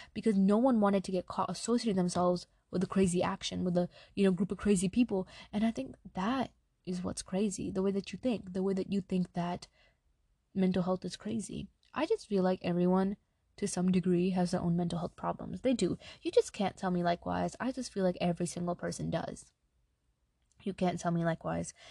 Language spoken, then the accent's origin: English; New York, United States; I'm Pakistani, right? My family's from Pakistan. I was born in New York